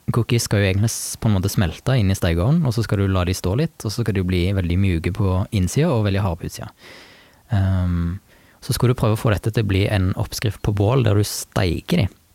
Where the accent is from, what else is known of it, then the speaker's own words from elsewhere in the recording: Jæren, Rogaland, Norway; hjemme på Jæren